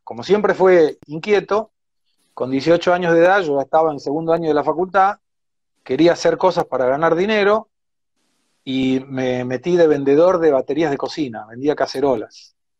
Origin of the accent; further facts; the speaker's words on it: Argentina; moved away as an adult; now in São Paulo, Brazil; yo soy argentino